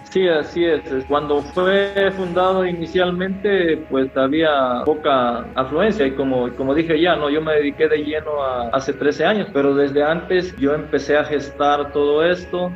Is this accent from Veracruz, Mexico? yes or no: yes; Catemaco, Veracruz, Mexico; No, pues de Catemaco